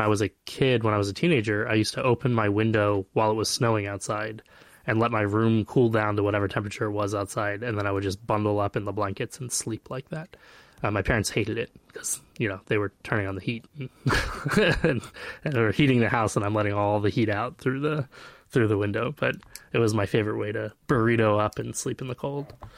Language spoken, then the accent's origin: English; Flagstaff, Arizona, United States; I grew up in Flagstaff, Arizona, and, and it snows every year